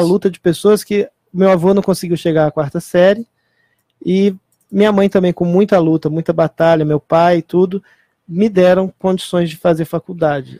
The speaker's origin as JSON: {"language": "Portuguese", "country": "Brazil", "tie": "born or raised there", "said": "o Brasil é o país onde eu nasci, o país onde eu vivo"}